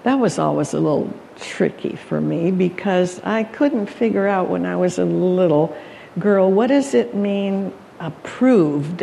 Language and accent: English; Calgary, Alberta, Canada; moved away; I was born in Canada, Calgary, Alberta, for that matter, where they have the stampedes.